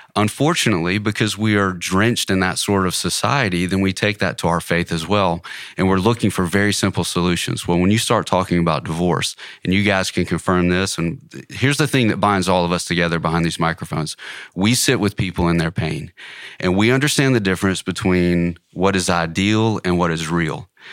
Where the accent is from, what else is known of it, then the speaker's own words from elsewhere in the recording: the South, Southern United States, United States; Being a Southerner, being a long-term Christian